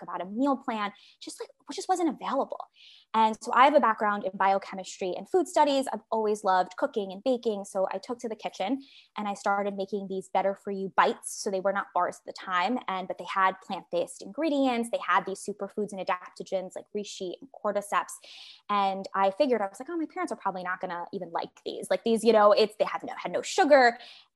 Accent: New York City, New York, United States; now in San Francisco, United States; on Staten Island where I grew up

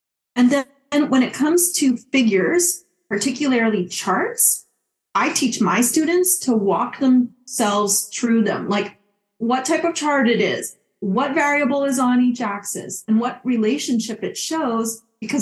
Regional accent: Montreal, Quebec, Canada; moved away as an adult; also born or lived in Calgary, Alberta / Qatar; now in New York, United States; I am from Montreal, Quebec, where I went to McGill University for a Bachelor of Science in Agriculture

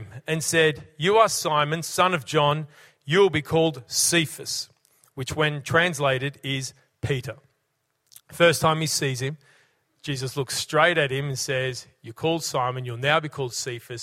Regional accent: Brisbane, Queensland, Australia; now in Cessnock, Australia; When I was a young fella, growing up in Brisbane, sports crazy kid

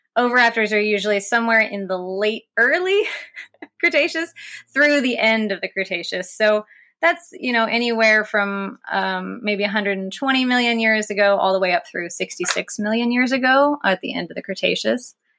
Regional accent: West Virginia, United States; growing up in West Virginia

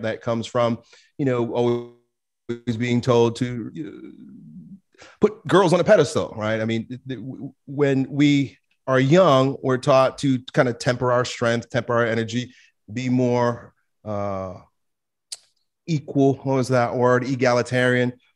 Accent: United States; growing up in America

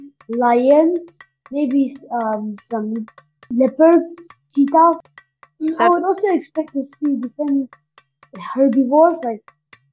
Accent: Nagaland, India; I am from Nagaland.

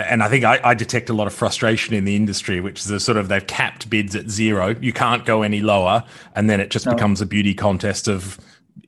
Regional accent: Victoria, Australia; my home state

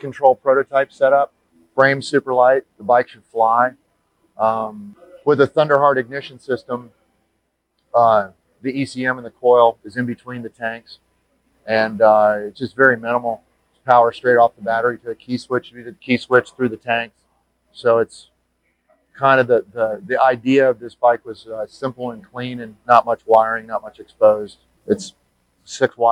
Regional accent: Jacksonville, Florida, United States; My shop is Alleyway Customs, and I'm from Jacksonville, Florida

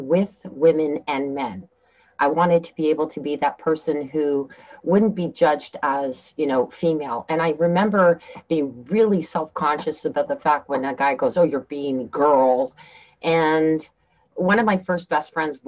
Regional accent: Canada; also born or lived in Turkey; I came from Turkey, having lived there for 4 years, and then I moved back to Canada

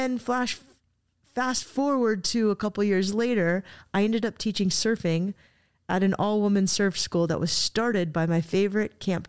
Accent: Cardiff, California, United States; now in Solana Beach, United States; I went to this school down the street, and I hadn't driven past it since I was a little girl.

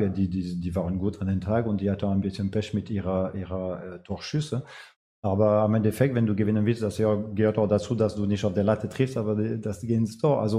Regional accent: France; German is a second language; now in Bremen, Germany; Und äh, seit ich in Bremen bin, frage ich mich auch, weil ich komme aus Frankreich.

